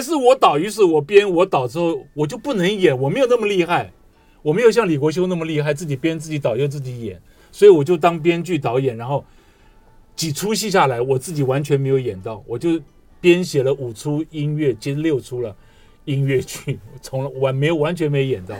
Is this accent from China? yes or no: no; Taiwan; 我自己是外省家庭，我是眷村长大的